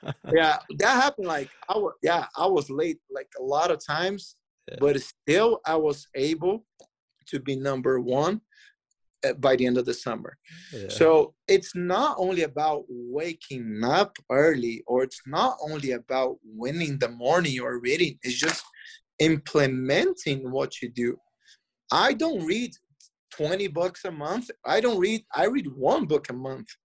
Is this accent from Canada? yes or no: no; Brazil; moved away; I came from Brazil. Like, there, yeah, it's like, it's a warm country